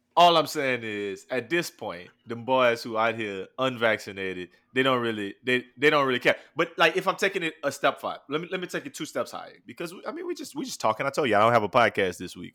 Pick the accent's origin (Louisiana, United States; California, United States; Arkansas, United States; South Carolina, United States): Louisiana, United States; New Iberia; I'm from New Iberia, Louisiana